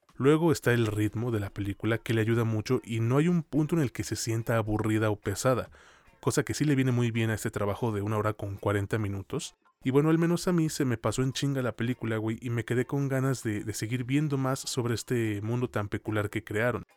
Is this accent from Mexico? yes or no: yes; Mexico; hablando como mexicano